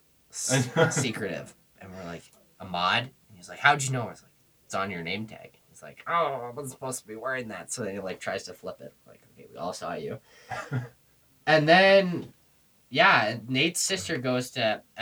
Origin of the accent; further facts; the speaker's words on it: Colorado, United States; "Where are you guys from?" We're like, "Colorado,"